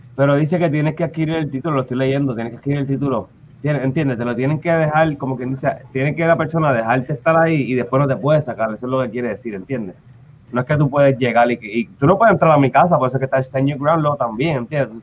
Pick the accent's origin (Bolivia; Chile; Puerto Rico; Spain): Puerto Rico; Carolina; also born or lived in Santurce / Loíza; yo nací en Santurce, estuve pues, en, en Lloren un tiempito, mi mamá de Lloren. Y después que en Carolina, pero yo de Carolina